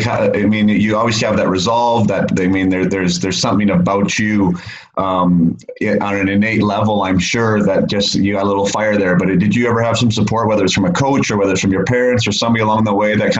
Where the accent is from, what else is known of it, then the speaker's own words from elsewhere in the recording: Canada; Because I know being a Canadian kid, being a top junior, that is something that I think that we've all dreamed of doing